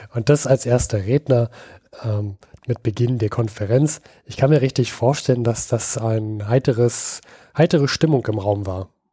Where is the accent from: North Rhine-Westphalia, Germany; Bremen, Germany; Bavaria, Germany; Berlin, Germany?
Berlin, Germany; ich als Berliner